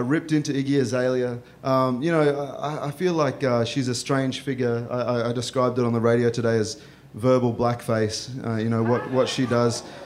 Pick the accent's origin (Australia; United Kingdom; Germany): Australia; accent: Australian; I grew up in a small town similar to the one that I describe in this novel, uh, where there are migrants from all around the world trying to forge a life for themselves in Australia